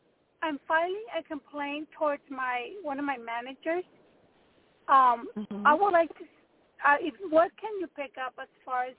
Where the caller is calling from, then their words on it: Texas, United States; I'm calling from Texas.